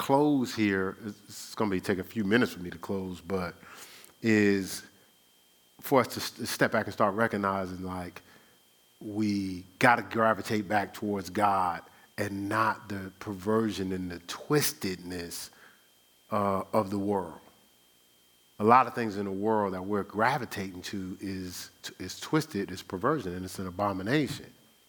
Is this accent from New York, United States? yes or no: yes; New York, United States; I'm from New York. How are you just going to be talking to me like that?